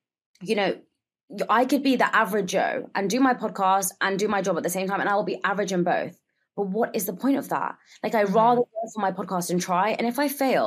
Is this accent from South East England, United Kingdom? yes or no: no; London, United Kingdom; first language Gujarati; English is a second language; I am. I was born and raised here.